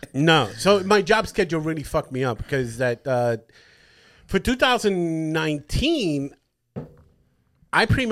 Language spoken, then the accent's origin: English; Puerto Rico; moved away; also born or lived in New York; I was born in New York, raised in Puerto Rico